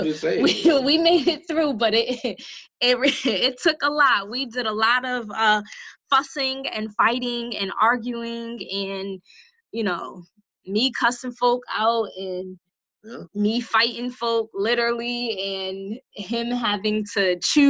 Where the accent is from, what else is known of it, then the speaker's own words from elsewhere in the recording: Bridgeport, Connecticut, United States; I'm from Bridgeport